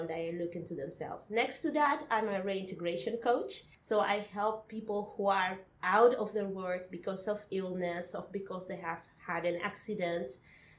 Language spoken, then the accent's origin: English; Spain; English is a second language; also born or lived in Portugal / Cape Verde; now in Netherlands; I come from Cape Verde. I was born in Portugal, grew up in Spain, and at this moment I'm living in the Netherlands